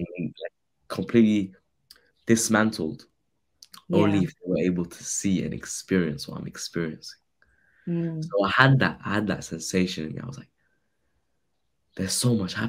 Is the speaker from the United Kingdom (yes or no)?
yes; around Heathrow Airport, London, United Kingdom; I grew up around Heathrow Airport. I'm a local lad, local boy.